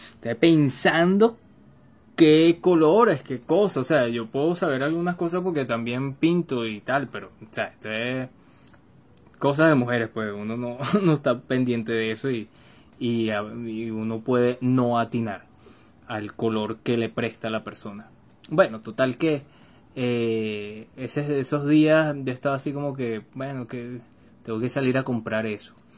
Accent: Caracas, Capital District, Venezuela; Yo soy de Caracas, Venezuela

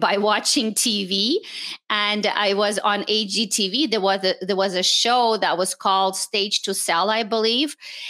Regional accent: Montreal, Quebec, Canada; English is a second language; also born or lived in Moscow, Russia; I was born in Moscow, Russia. And my family immigrated to Canada in the late 70s. So we actually live in Montreal. And I went to school in French, and then I learned English

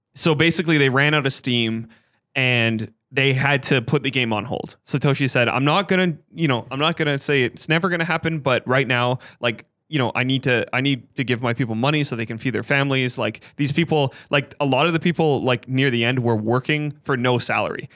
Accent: Canada; we're Canadian

